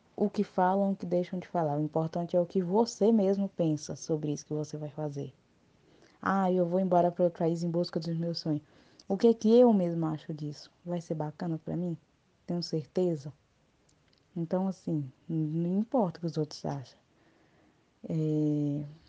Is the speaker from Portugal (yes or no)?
no; Palmas, Tocantins, Brazil; Sou tocantinense mesmo, palmense, nasci aqui.